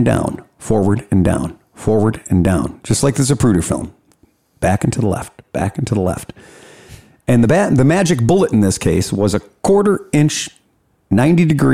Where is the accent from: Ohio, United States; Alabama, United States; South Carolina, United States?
Ohio, United States; Cleveland; from Cleveland